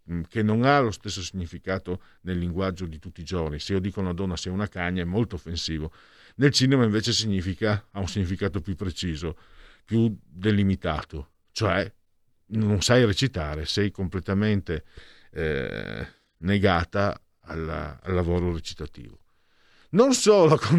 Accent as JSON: {"language": "Italian", "town": "Portogruaro", "region": "Veneto", "country": "Italy", "said": "dalle mie parti di Porto Portoruaro"}